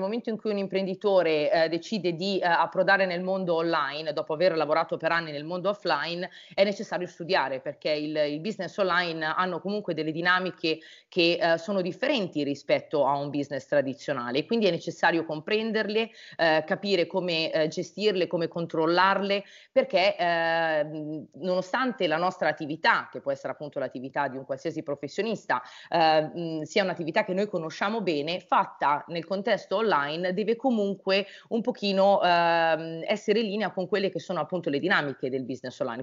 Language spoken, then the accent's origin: Italian; Brianza, Lombardy, Italy; io sono della Brianza